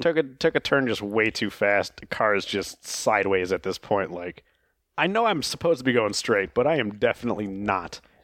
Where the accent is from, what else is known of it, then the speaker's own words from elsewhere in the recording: Oklahoma, United States; in, uh, Oklahoma, where I'm from